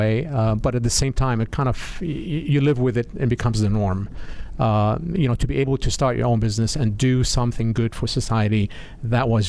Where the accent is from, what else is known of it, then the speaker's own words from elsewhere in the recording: Beirut, Beirut Governorate, Lebanon; now in United States; I grew up in Beirut, Lebanon.